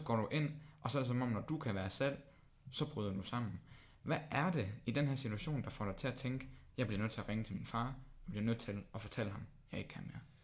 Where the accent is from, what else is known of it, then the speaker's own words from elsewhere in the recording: Sønderborg, Southern Denmark, Denmark; moved away; Jeg kommer selv fra Sønderbro